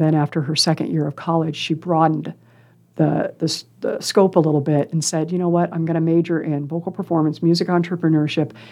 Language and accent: English; Council Bluffs, Iowa, United States; also born or lived in Des Moines, Iowa / Lincoln, Nebraska; raised in council bluffs